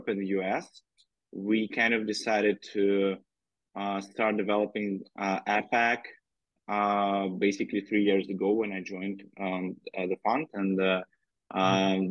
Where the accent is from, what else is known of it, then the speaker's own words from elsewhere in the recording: Russia; moved away as an adult; also born or lived in Moscow, Russia / Berlin, Germany / Beijing, China; I'm originally from Russia